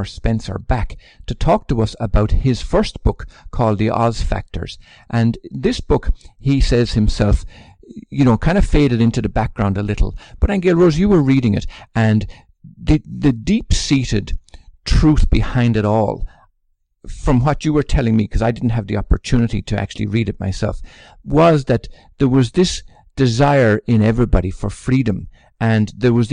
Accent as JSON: {"language": "English", "country": "Ireland", "said": "I come from Ireland, which is deeply patriotic too."}